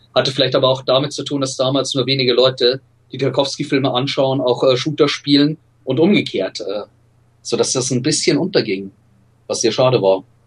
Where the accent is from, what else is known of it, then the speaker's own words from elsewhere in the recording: Regensburg, Bavaria, Germany; Ich bin in Regensburg aufgewachsen, in Nordbayern